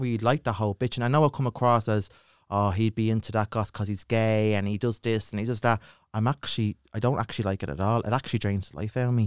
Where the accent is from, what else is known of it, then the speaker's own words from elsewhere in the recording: Dublin, Leinster, Ireland; accent: Dublin; I grew up in Ballyfermot